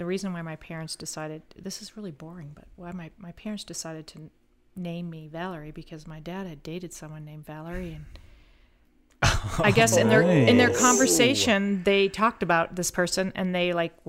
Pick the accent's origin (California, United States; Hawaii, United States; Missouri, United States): Missouri, United States; born there; now in Florida, United States; I'm actually from, I was born in Missouri.